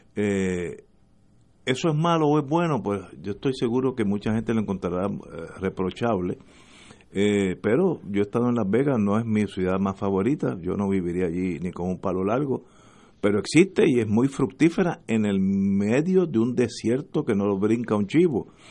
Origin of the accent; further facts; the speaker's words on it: Puerto Rico; En Puerto Rico, como somos colonia